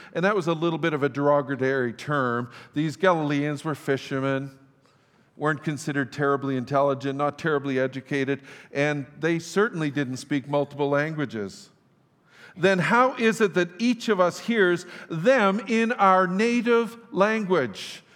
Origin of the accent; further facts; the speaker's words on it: Fort St. John, British Columbia, Canada; I grew up in Fort St. John